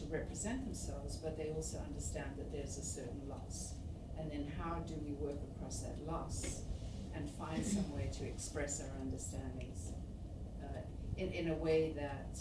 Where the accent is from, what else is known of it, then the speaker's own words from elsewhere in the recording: Zimbabwe; also born or lived in Malawi; now in Toronto, Canada; Shona, which is one of the languages of Zimbabwe, where I spent much of my life before I moved here.